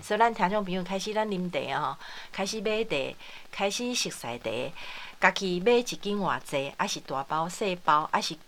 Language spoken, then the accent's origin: Chinese; Taiwan; 咱的台湾人